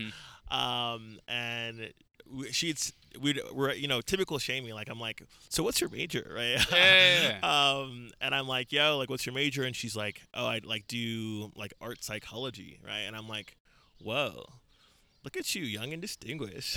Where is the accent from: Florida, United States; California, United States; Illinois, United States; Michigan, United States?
California, United States; San Bernardino; also born or lived in Lagos, Nigeria / Queens, New York; I grew up in uh, San Bernardino, California, which is in like Southern California, like in the Inland Empire, like like an hour from